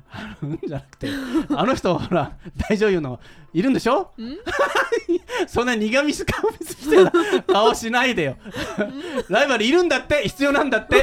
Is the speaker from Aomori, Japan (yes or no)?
no; Shimonoseki, Yamaguchi, Japan; 下関市というところの生まれて育ったんですけど